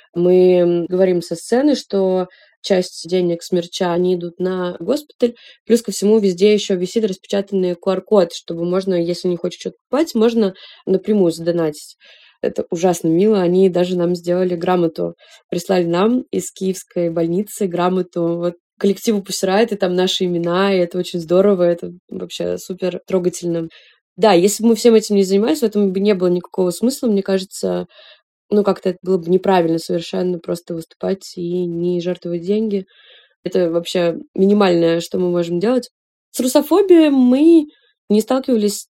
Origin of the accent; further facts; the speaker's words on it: Russia; moved away as an adult; also born or lived in Saint Petersburg / Israel / Georgia; мы девушки из России